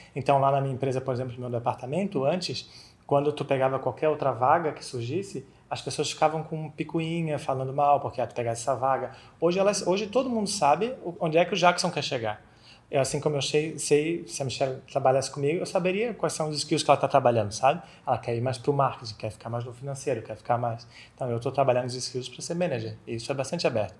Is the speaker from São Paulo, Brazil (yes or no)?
no; Florianópolis, Santa Catarina, Brazil; accent: manezinho; moved away as an adult; now in Spain; sou manezinho aqui de Florianópolis, dá para perceber no sotaque.